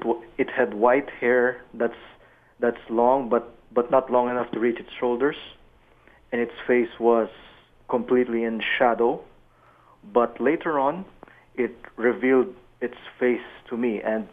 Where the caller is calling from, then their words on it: Toronto, Ontario, Canada; I'm calling from Toronto.